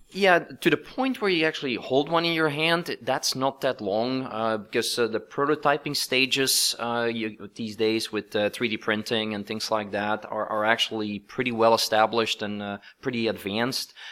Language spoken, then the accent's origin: English; Belgium; moved away as an adult; now in Silicon Valley, United States; both my wife and I, uh, we're both from Belgium, but we've now been in, in Silicon Valley for more than twenty years